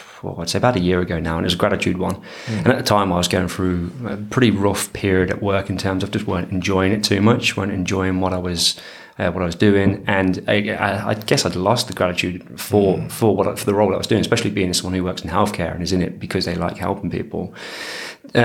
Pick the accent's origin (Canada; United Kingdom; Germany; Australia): United Kingdom; Coventry, West Midlands; From a place called Coventry, which is basically a bit of a bum city right in the middle of.